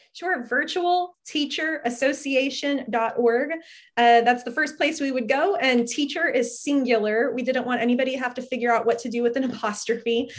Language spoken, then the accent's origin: English; Fort Worth, Texas, United States; now in Austin, United States; I grew up in the Fort Worth area